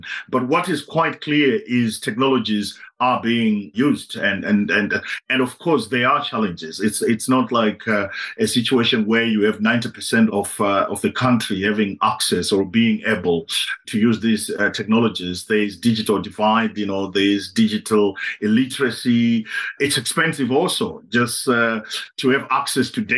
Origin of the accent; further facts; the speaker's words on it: Zimbabwe; now in Netherlands; I was born in Zimbabwe